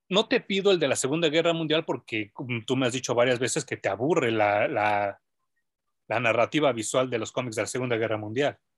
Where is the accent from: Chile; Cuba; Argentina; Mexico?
Mexico; como mexicano